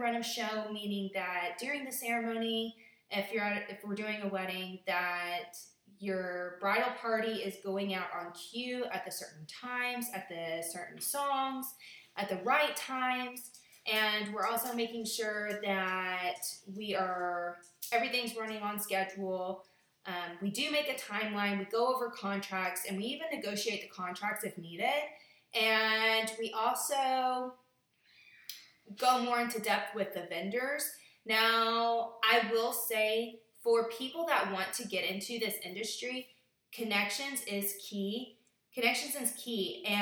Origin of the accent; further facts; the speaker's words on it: United States; my home state in Kentucky or Indiana